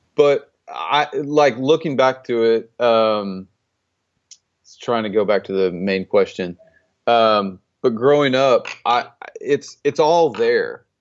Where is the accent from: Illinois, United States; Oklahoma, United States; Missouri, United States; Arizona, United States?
Oklahoma, United States; Stillwater; now in Texas, United States; I grew up in Stillwater, Oklahoma